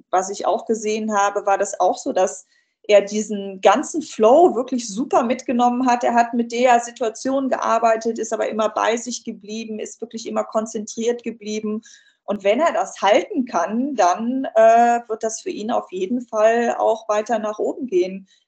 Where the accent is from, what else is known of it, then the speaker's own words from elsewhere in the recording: Cologne, North Rhine-Westphalia, Germany; da bin ich jetzt mal besonders als Kölnerin auch noch ein bisschen parteiisch